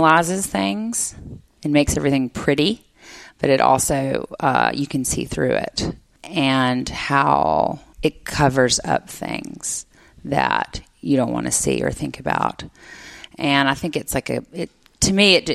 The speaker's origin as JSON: {"language": "English", "town": "Jackson", "region": "Mississippi", "country": "United States", "tie": "born or raised there", "said": "I grew up in Jackson"}